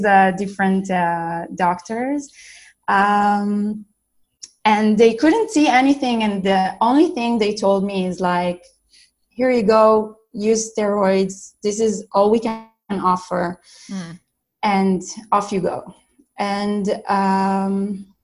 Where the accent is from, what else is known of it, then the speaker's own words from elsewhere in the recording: Israel; I'm from Israel.